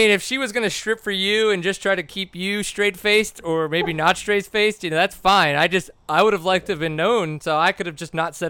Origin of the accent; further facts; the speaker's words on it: Louisiana, United States; now in Texas, United States; when I growing up in Louisiana